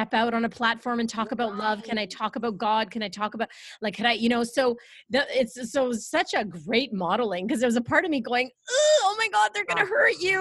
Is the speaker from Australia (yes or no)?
no; Canada; I have never been mad about being a Canadian. I'm so proud to be Canadian